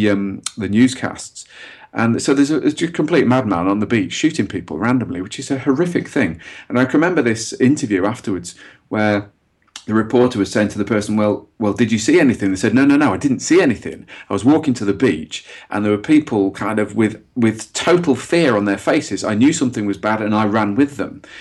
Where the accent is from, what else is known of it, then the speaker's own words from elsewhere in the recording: Derby, East Midlands, United Kingdom; I'm from Derby